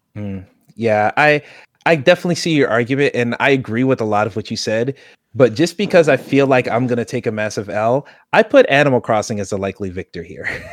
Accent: United States; I am American

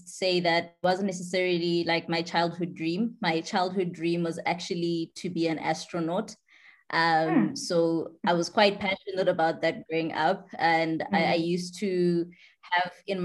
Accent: Johannesburg, Gauteng, South Africa; a Johannesburg born and bred girl. I grew up in Joburg

